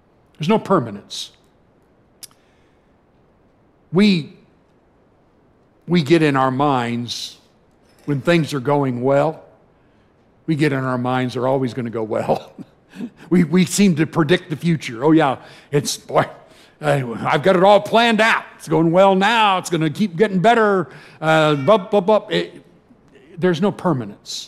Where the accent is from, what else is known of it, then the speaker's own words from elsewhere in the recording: California, United States; moved away as an adult; as a Californian